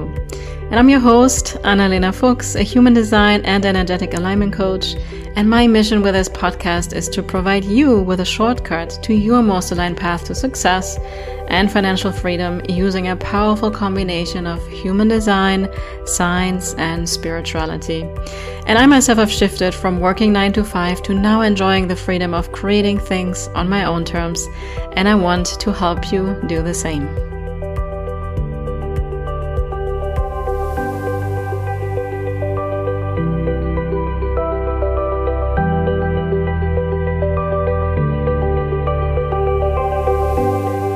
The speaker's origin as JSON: {"language": "English", "country": "Germany", "accent": "German", "second_language": "English", "said": "my German accent"}